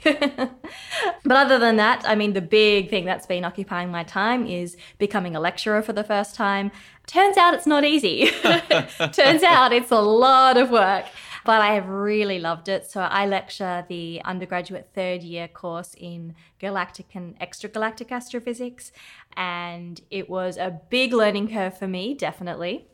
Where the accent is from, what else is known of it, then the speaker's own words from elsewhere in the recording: Australia; now in Cape Town, South Africa; I am from Australia originally, but now I'm very excited to be back in Cape Town in person